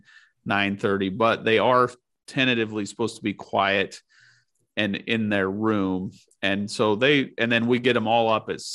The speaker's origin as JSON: {"language": "English", "region": "Nebraska", "country": "United States", "tie": "born or raised there", "said": "growing up in Nebraska"}